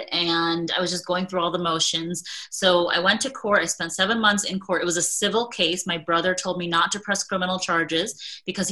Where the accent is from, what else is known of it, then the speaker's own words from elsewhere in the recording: United States; I am a soon to be 41-year-old South Asian woman who was born and raised in America to immigrant parents who had an arranged marriage